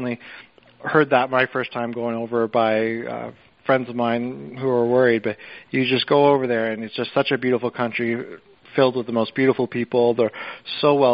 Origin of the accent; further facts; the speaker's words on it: Toronto, Ontario, Canada; moved away as an adult; also born or lived in Brooklyn / Long Island; now in Southampton, United States; I was born and raised in Toronto, Canada, and I moved down to New York City in 2009, and I've been here ever since.